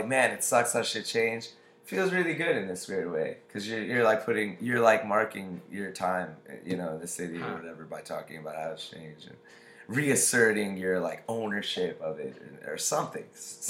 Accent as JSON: {"language": "English", "town": "New York City", "region": "New York", "country": "United States", "said": "I'm from Queens, but I started going to high school in Stuyvesant"}